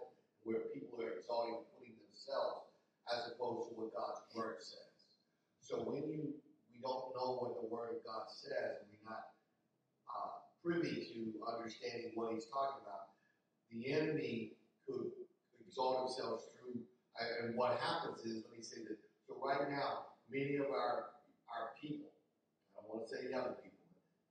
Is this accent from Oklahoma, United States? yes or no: no; Philadelphia, Pennsylvania, United States; now in Delaware, United States; I grew up, I don't have no problem telling people I'm from Philadelphia